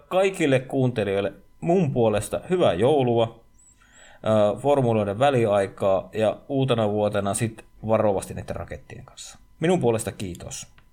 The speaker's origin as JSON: {"language": "Finnish", "region": "Savonia", "country": "Finland", "said": "mä olen savolainen niin kotoisin"}